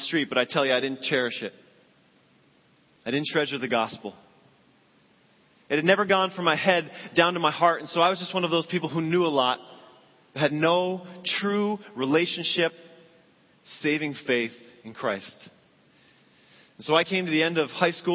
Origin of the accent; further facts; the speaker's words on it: Massachusetts, United States; I grew up in Massachusetts